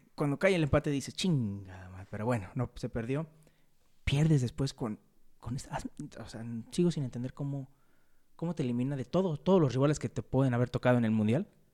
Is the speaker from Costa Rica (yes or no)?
no; Mexico; nuestro México querido